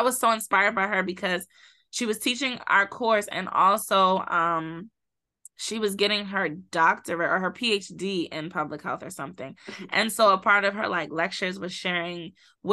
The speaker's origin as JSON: {"language": "English", "town": "Baltimore", "region": "Maryland", "country": "United States", "also_born_or_lived": "Miami", "moved": "as an adult", "said": "I come from, or I came from Baltimore, Baltimore, or as people here say, Baltimore, Maryland, and predominantly low income"}